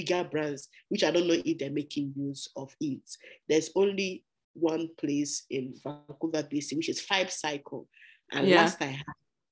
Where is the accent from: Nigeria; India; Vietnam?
Nigeria; moved away as an adult; now in Canada; I'm from Nigeria.